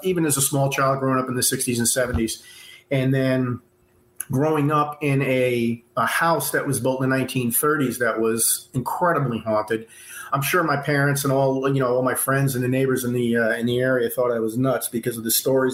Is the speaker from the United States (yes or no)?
yes; New York, United States; moved away as an adult; also born or lived in California; I'm originally from New York.